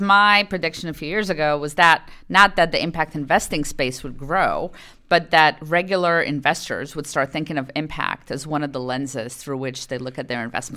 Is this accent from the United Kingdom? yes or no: no; Poland; moved away; I grew up in Poland. And I spoke Polish.